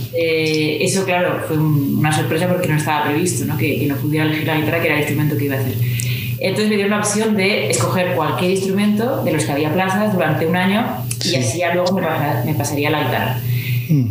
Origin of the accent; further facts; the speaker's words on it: Pamplona, Navarre, Spain; estoy en mi ciudad natal, en Pamplona